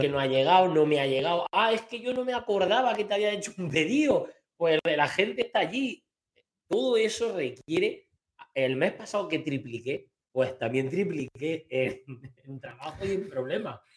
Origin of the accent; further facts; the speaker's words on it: Sierra de Segura, Andalusia, Spain; aquí en mi pueblo